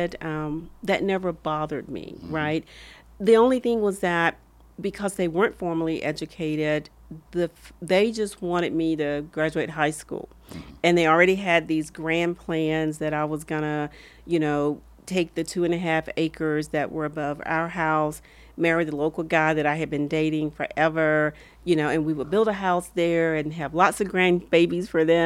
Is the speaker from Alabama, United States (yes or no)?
yes; Camp Hill, Alabama, United States; accent: Southern; moved away; also born or lived in Midland, Texas / Long Beach; I grew up in a small town in rural Alabama, Camp Hill, Alabama